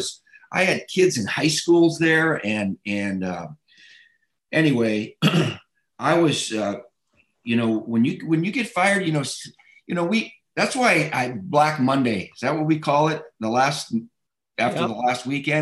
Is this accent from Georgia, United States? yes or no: no; Michigan, United States; moved away; It's my home state